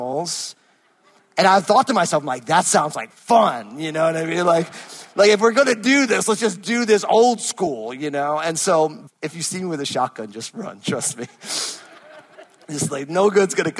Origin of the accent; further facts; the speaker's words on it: New Jersey, United States; moved away; I'm from New Jersey.